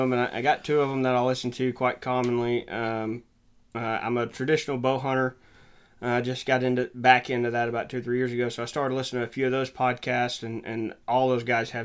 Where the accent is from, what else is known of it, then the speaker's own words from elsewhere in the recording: Genoa, Arkansas, United States; technically I did most of my growing up in Genoa, Arkansas